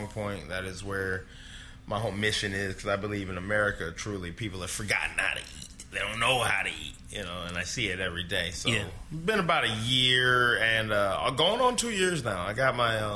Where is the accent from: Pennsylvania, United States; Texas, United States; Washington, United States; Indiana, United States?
Indiana, United States; moved away; I'm from Indiana. I've lived all over, but I was raised in Indiana.